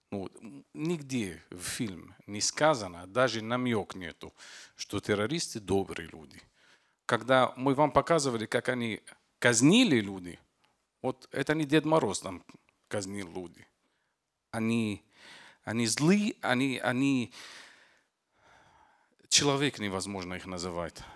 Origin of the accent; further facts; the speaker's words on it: Lebanon; Russian is a second language; Я из Ливана. … Это маленькое государство, а, окружено Сирия и Израиль и Средиземное море. Я из Ливана.